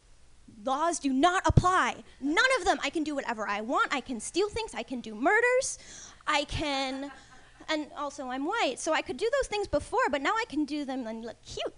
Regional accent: New Jersey, United States; moved away; I'm not from around here. I'm from New Jersey originally

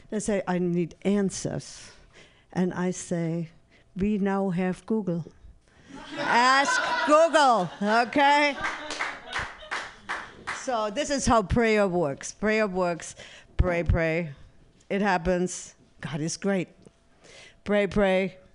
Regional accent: San Francisco, California, United States; since I'm from San Francisco, I'm going to uh, invite and invent an app.

